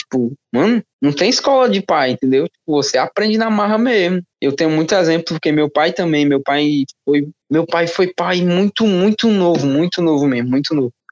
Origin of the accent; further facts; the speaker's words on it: Fortaleza, Ceará, Brazil; Boa noite … né, tu não conhece, sou aqui de, de Fortaleza, eu fui pai para 16 para 17 anos ali